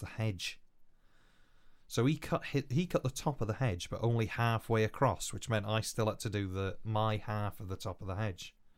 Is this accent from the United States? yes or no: no; Wales, United Kingdom; accent: Welsh; first language Welsh; English is a second language; I am first language Welsh